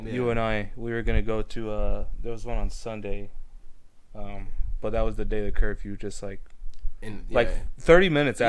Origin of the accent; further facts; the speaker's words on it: Indio, California, United States; So I'm from Indio, right?